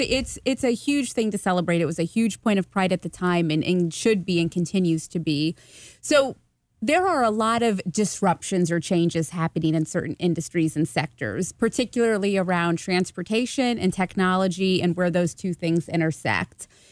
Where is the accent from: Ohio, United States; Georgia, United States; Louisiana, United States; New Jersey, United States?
Ohio, United States; Hilliard; also born or lived in German Village, Columbus; now in Columbus, United States; I am originally from Hilliard, Ohio. I now live, live in German Village